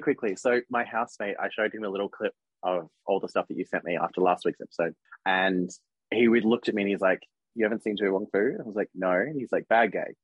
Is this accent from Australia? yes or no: yes; Australia; I'm an Aussie